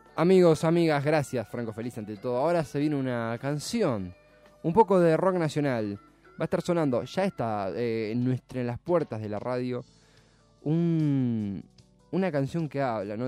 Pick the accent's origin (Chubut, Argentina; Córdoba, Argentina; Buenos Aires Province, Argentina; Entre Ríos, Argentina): Buenos Aires Province, Argentina; Avellaneda; no soy eh, porteño, soy de, Avellaneda, pero estudio y trabajo en Capital